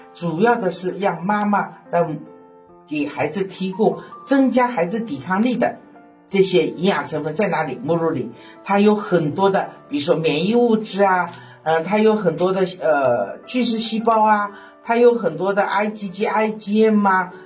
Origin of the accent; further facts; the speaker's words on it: Shanghai, China; accent: Shanghainese; 我们上海话